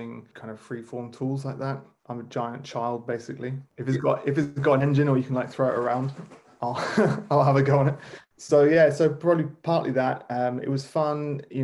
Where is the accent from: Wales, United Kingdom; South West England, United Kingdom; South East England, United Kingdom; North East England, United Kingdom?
South East England, United Kingdom; New Forest; moved away as an adult; now in London, United Kingdom; I grew up in the New Forest, which is an amazing national park on the south coast of England